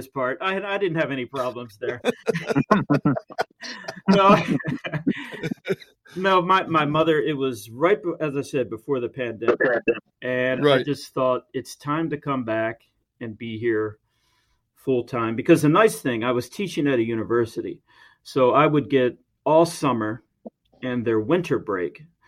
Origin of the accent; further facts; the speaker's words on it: United States; moved away as an adult; also born or lived in Taiwan; As an American